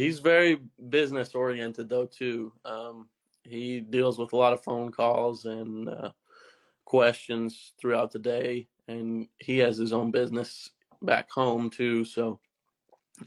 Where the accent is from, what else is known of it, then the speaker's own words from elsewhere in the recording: Stettler, Alberta, Canada; my hometown, Stettler, Alberta